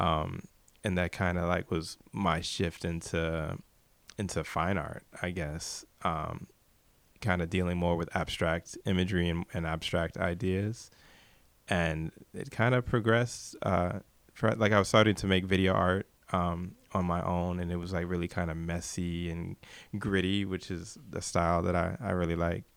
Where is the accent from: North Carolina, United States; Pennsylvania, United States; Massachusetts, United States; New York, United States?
New York, United States; New York City; I'm from Brooklyn, New York.